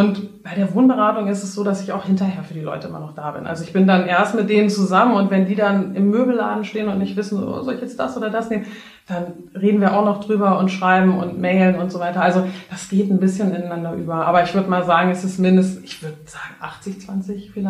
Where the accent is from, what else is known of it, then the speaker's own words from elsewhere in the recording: Netherlands; German is a second language; ich bin ja Holländer, ne? Und wir hatten, als ich aufgewachsen